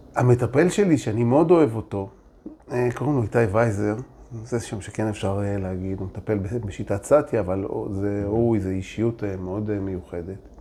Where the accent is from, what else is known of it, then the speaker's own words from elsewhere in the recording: Holon, Tel Aviv District, Israel; also born or lived in Jaffa; אני גדלתי ביפו וחולון